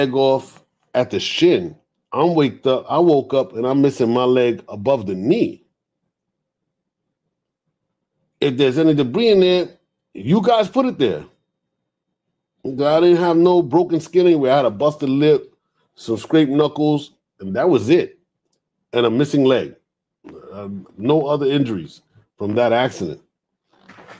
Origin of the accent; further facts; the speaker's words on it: New York City, New York, United States; moved away as an adult; also born or lived in Harlem / Georgia; I grew up in the Bronx